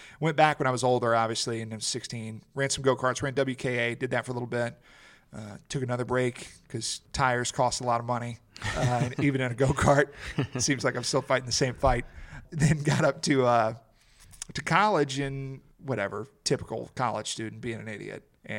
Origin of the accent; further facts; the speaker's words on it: Mississippi, United States; I'm from Mississippi … NASCAR driver.